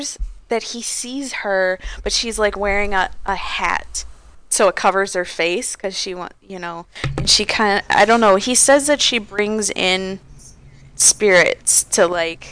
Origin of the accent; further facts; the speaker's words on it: Detroit, Michigan, United States; I grew up in the Detroit area